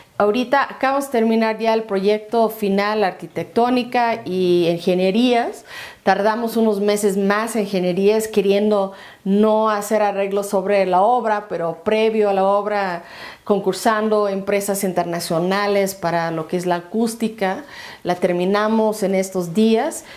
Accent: United States; now in Mexico; como gringa

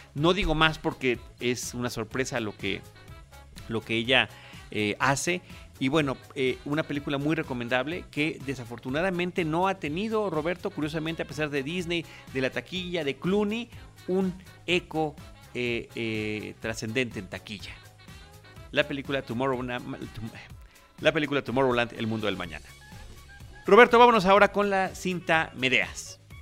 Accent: Mexico

